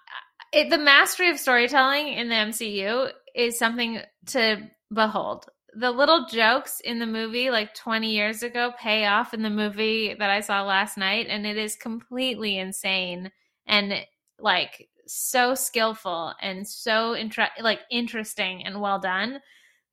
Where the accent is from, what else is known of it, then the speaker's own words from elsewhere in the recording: Canada; now in Los Angeles, United States; the city that I grew up in Canada, where everyone like politely watches in silence